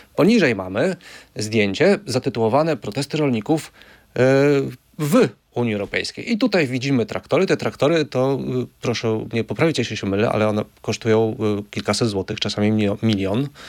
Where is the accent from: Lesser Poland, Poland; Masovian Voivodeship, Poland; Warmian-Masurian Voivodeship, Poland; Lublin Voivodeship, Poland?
Lublin Voivodeship, Poland; Ja też jestem z Lubelszczyzny. Ja pamiętam, jak moja rodzina jeszcze w latach 80. właśnie, jeżeli było pole do zaorania, no to był koń